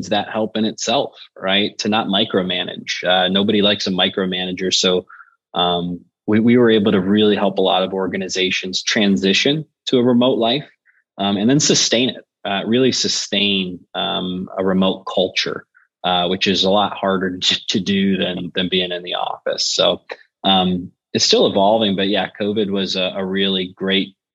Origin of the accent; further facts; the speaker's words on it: Buffalo, New York, United States; now in Nashville, United States; I'm from Buffalo by way of Nashville, Tennessee now